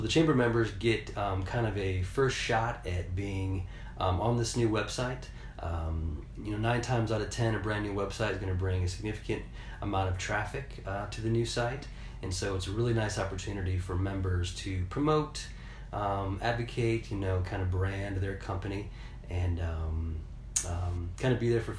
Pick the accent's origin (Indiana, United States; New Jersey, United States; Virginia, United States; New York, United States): Indiana, United States; also born or lived in Florida; we moved here from Florida, actually. Grew up in the region outside of Chicago. My wife's from Ohio. Indiana's home, but we've kind of lived all over the place over the last 15 years.